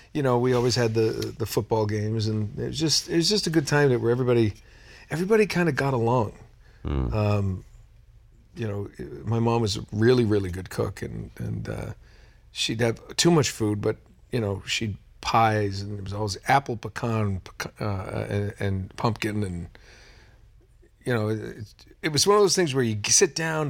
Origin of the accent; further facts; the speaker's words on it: New England, United States; Growing up in New England